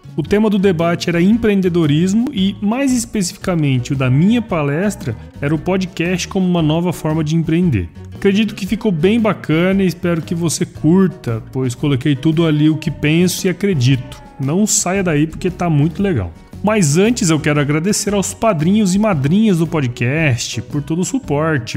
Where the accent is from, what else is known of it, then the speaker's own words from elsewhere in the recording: Cuiabá, Mato Grosso, Brazil; sou cuiabano, né, de Chapecruz